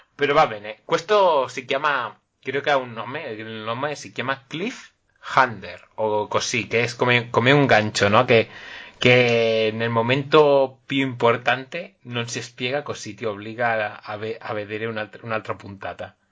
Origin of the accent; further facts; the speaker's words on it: Catalonia, Spain; first language Spanish; also born or lived in Barcelona; como, buen catalán